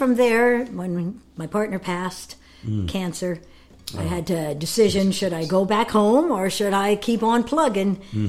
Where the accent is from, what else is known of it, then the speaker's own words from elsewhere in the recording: Canada; moved away as an adult; also born or lived in Los Angeles, United States; My Peace River Home. It's about. I'm 2 miles from the Peace River